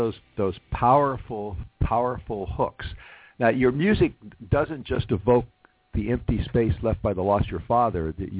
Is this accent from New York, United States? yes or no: no; Los Angeles, California, United States; since this is my hometown